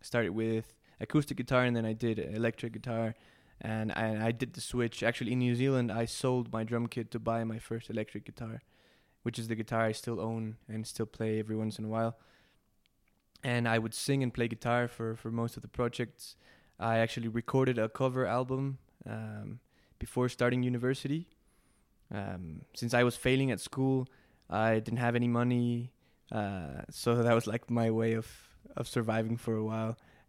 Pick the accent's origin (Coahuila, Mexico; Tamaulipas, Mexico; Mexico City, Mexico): Mexico City, Mexico; English is a second language; All right, yeah, I was born and raised in Mexico City, very lucky kid. Grew up in suburban Mexico City